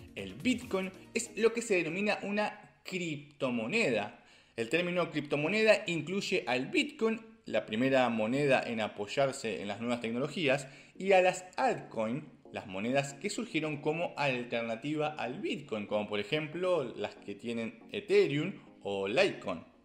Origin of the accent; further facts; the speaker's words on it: Argentina; como argentino